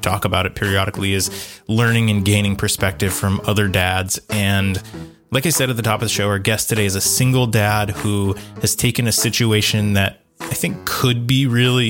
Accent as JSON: {"language": "English", "region": "Maine", "country": "United States", "tie": "born or raised there", "said": "That's where we, you know, became friends and grew up together"}